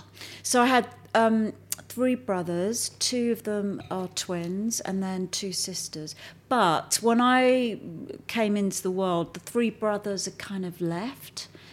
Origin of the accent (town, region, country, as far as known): Alton, South East England, United Kingdom; born or raised there; also born or lived in Enfield, London / Bath